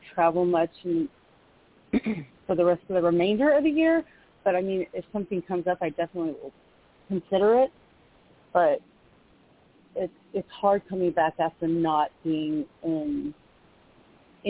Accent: Sacramento, California, United States; my hometown in Sacramento

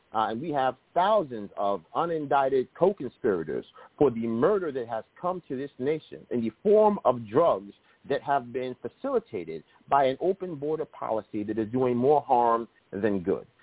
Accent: Yonkers, New York, United States; my hometown in Yonkers

